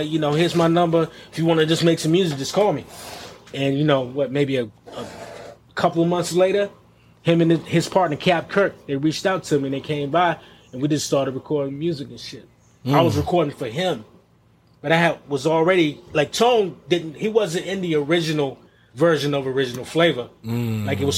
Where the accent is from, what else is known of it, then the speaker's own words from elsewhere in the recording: Greensboro, North Carolina, United States; moved away; also born or lived in New York; I'm originally from Greensboro, North Carolina. That's my space